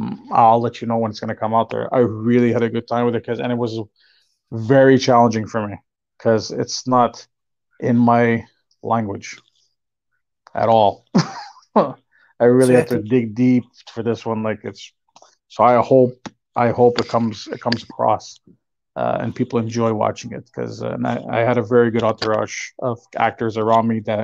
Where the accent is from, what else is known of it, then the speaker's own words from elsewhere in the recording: Canada; And being Canadian, eh? We're nice people, pretty much, as they say.